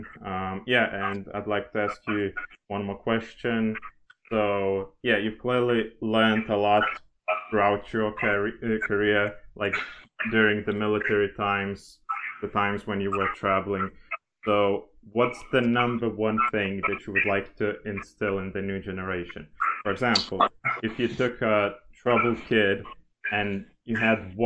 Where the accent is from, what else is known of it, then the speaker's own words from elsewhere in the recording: Lithuania; first language Lithuanian; English is a second language; native Lithuanian and English